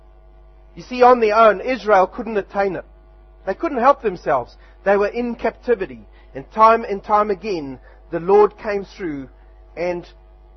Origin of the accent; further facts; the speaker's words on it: South Africa; now in Wanganui, New Zealand; back in my home country